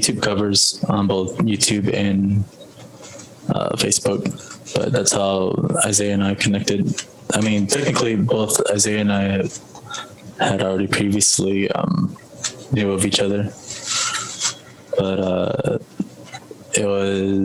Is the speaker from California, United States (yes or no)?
no; San Carlos Reservation, Arizona, United States; all four of us are from San Carlos